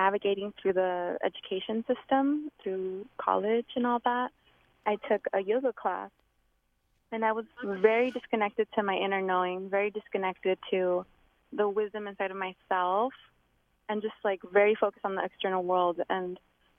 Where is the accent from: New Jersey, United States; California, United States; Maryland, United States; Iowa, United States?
California, United States; Los Angeles; now in Portland, United States; I was born in LA County in the San Fernando Valley. And that's where a lot of my journey happened before I came to the Pacific Northwest, to Portland area